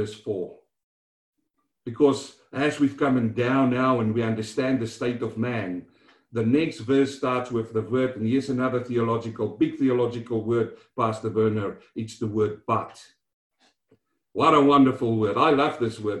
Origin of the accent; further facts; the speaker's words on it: South Africa; now in Melbourne, Australia; growing up in South Africa, walking from school home